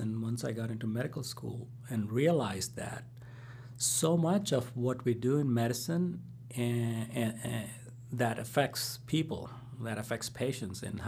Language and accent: English; India; moved away; growing up in India